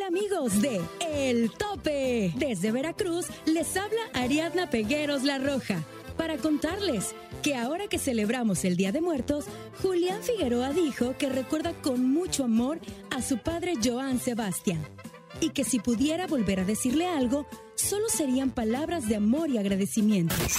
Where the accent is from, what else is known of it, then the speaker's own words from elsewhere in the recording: Cuba; Yo soy un artista cubano que crecí con salsa, con chachachá